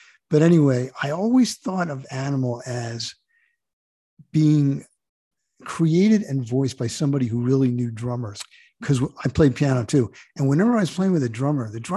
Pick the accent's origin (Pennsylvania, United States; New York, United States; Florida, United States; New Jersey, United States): New Jersey, United States; Jersey Shore; I grew up in the Jersey Shore.